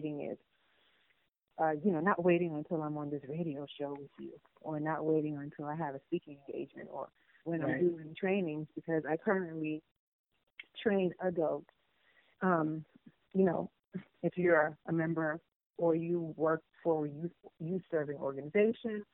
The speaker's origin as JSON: {"language": "English", "region": "New York", "country": "United States", "tie": "born or raised there", "also_born_or_lived": "Panama", "said": "I grew up in New York. My family moved us to New York when we came from Panama."}